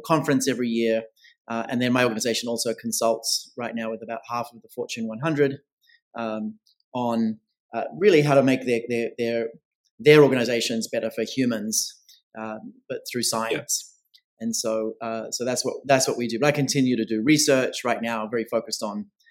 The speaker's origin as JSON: {"language": "English", "country": "Australia", "tie": "born or raised there", "moved": "yes", "lives_now": "New York City, United States", "said": "I'm originally Australian, born and bred there, based now full-time in New York City"}